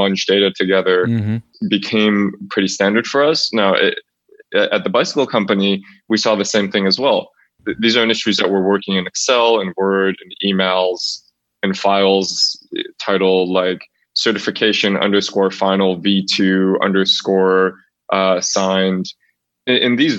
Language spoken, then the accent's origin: English; near Niagara Falls outside of Buffalo, New York, United States; I grew up near Niagara Falls outside of Buffalo, New York